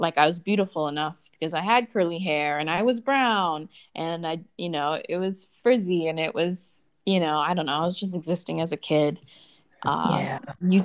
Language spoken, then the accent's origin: English; United States; now in Germany; I am American and English speaker